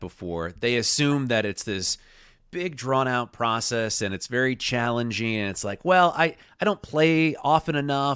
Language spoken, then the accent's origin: English; Clackamas, Oregon, United States; I grew up in Clackamas